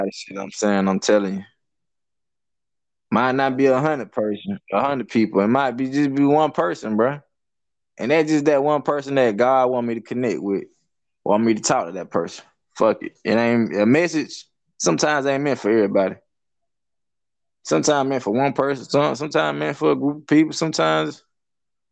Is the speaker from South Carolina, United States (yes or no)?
yes; Hartsville, South Carolina, United States; a little country area called Birdtown. I mean, that's like on the outskirts of Hartsville, Side Hill. It's in Darlington County